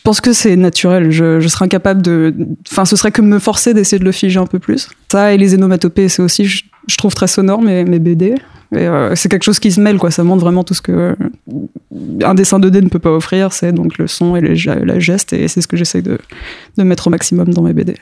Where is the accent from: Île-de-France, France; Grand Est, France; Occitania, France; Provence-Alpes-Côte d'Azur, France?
Île-de-France, France; Paris suburbs; born or raised there; also born or lived in Mitla, Mexico / Strasbourg, France